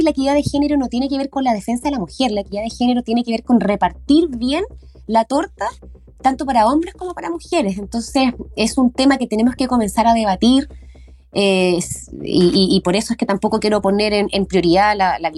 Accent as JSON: {"language": "Spanish", "region": "O'Higgins", "country": "Chile", "said": "son nuestras tradiciones, nuestra idiosincrasia como chilenos, como colchagüinos"}